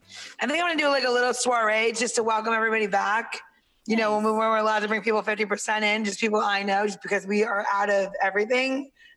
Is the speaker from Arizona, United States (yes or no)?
no; New York, United States; I'm from New York.